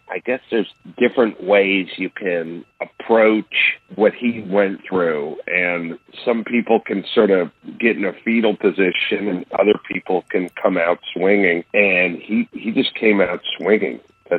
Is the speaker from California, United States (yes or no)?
yes; California, United States; Willie's from California, and I'm from California. And, you know, thinking about racism growing up in the 70s